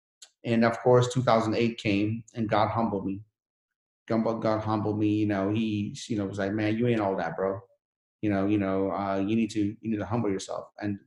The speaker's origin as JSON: {"language": "English", "town": "Sharon", "region": "Pennsylvania", "country": "United States", "said": "You know, remember, I come from Sharon, PA. Sharon, PA, if you made $2,000-$3,000 a month, you're balling. Now I'm here with a Sharon, Pennsylvania mentality."}